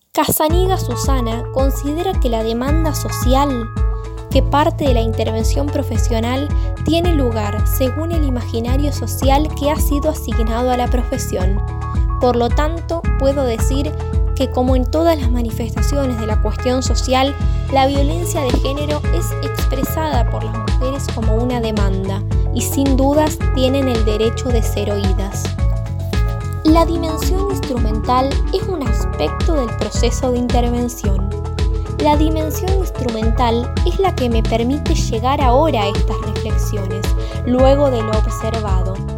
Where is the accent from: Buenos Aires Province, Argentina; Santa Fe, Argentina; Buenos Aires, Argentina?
Santa Fe, Argentina; Rafaela; moved away as an adult; now in Rosario, Argentina; Nací en la ciudad de Rafaela, provincia de Santa Fe. Allí viví toda mi vida hasta que en 2017 me mudé a la ciudad de Rosario